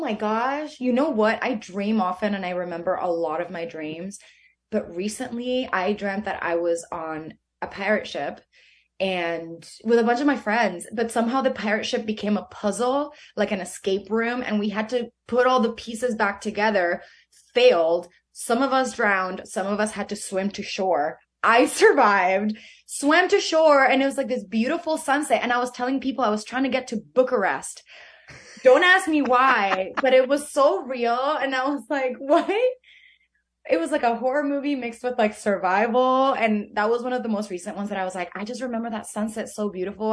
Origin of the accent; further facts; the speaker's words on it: Venezuela; moved away; where I grew up in Venezuela